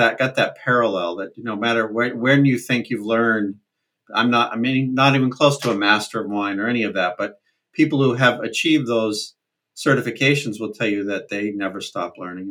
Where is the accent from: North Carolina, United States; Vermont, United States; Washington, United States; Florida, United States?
Vermont, United States; central; I grew up in Vermont, central Vermont